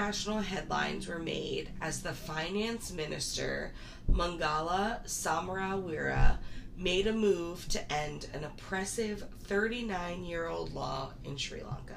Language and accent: English; United States; as an American